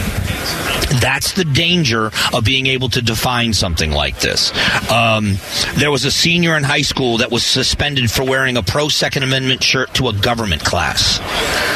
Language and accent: English; Florida, United States; now in Phoenix, United States; I was very invested at home when I grew up in Florida in learning about the Miccosukee Seminole